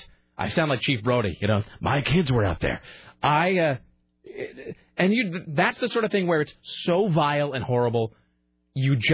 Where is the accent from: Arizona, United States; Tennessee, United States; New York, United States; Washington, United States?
Washington, United States; Kennewick; now in Portland, United States; I grew up in Kennewick